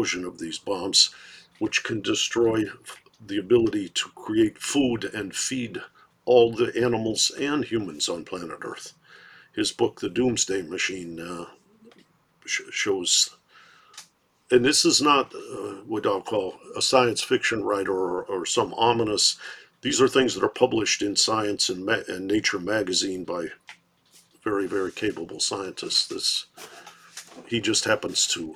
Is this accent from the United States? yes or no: yes; Detroit, Michigan, United States; grown up in Detroit